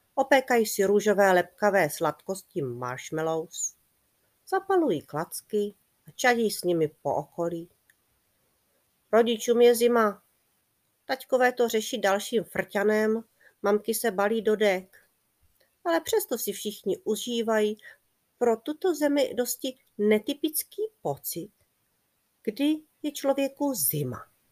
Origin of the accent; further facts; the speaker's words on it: Czechia; moved away as an adult; now in Australia; ty doby mého dětství v Česku